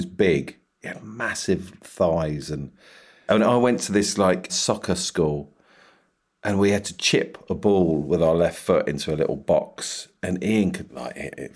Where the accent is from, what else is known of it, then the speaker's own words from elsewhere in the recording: Sussex, South East England, United Kingdom; I grew up in Sussex